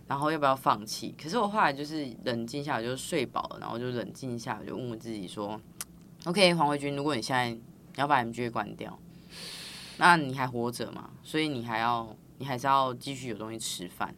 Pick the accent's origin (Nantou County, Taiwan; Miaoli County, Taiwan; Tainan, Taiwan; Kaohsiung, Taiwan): Tainan, Taiwan; 我是台南人